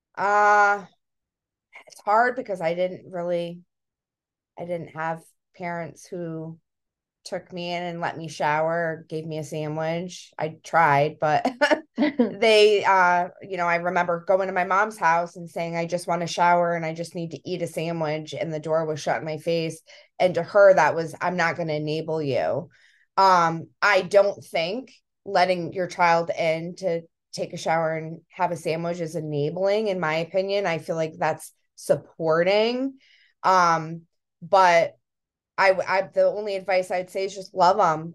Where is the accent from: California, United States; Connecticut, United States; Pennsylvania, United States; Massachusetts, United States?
Connecticut, United States; we're from Connecticut, by the way, we're in Connecticut.